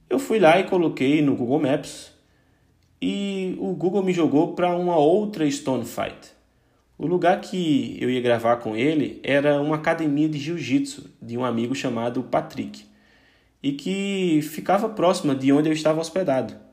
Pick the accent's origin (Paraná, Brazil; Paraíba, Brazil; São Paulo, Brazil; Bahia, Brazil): Paraíba, Brazil; now in Portugal; eu saí da Paraíba, cheguei em Portugal com 30 euros, fui para a Copa e blá blá blá.